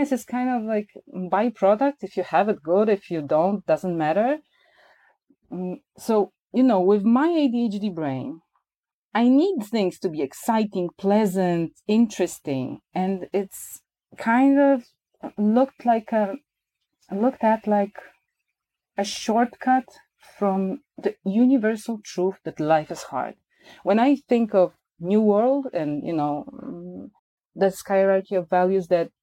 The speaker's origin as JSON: {"language": "English", "country": "Poland"}